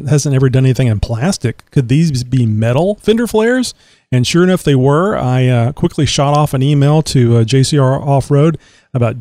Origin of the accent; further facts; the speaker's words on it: Texas, United States; I'm from Texas. I'm in Texas. I've been here all my life